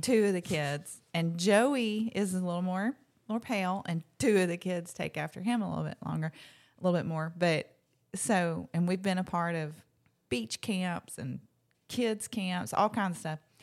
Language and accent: English; Locust Fork, Alabama, United States; I grew up in Locust Fork, Alabama